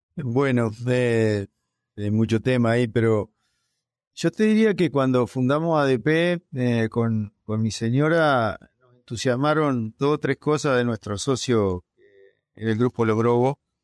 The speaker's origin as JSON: {"language": "Spanish", "town": "Dolores", "region": "Soriano", "country": "Uruguay", "tie": "born or raised there", "said": "Yo nací cerca de Gualeguaychú, pero del otro lado del río, en Uruguay, en Dolores"}